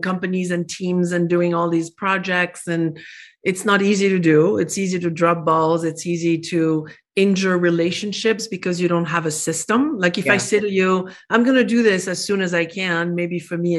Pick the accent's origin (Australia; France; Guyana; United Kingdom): France; English is a second language; moved away as an adult; now in Arizona, United States; I was born in France